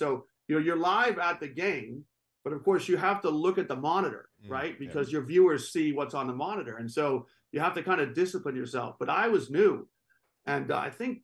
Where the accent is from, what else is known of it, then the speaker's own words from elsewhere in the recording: New Hampshire, United States; I grew up in New Hampshire, small city, just north of Boston